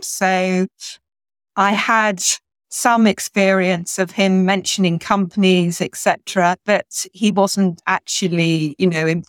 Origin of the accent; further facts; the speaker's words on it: rural Hampshire, just outside Winchester, South East England, United Kingdom; I grew up in a small village in rural Hampshire, just outside Winchester. So it's a really beautiful area to grow up.